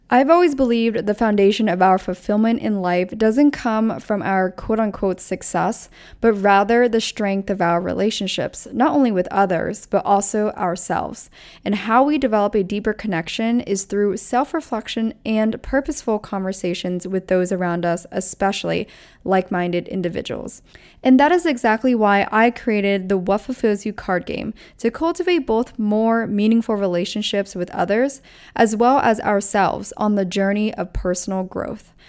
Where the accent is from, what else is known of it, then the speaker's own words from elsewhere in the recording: East Coast, United States; now in New York City, United States; I grew up on the East Coast